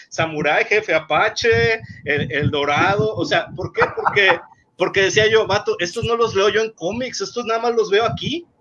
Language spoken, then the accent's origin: Spanish; Mexico; yo soy de México, o sea, yo vivo allá, no vivo aquí